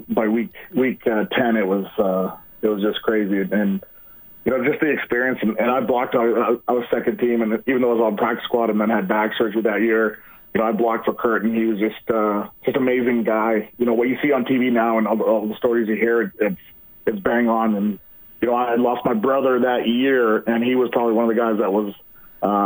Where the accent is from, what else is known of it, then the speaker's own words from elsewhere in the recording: Vancouver, British Columbia, Canada; I grew up in Vancouver, but I'm still out here